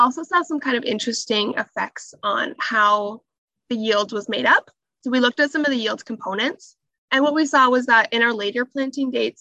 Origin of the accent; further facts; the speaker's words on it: Southern Ontario, Canada; also born or lived in Northwest Iowa, United States; I grew up in Southern Ontario on a pig and cash crop farm